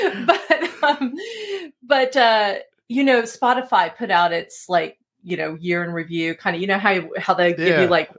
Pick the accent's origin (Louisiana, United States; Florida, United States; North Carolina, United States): Florida, United States; Northeast; I am from the Northeast Florida area